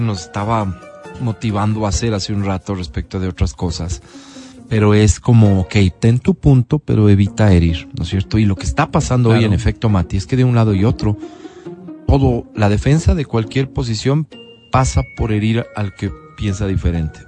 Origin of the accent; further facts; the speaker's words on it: Quito, Pichincha, Ecuador; los quiteños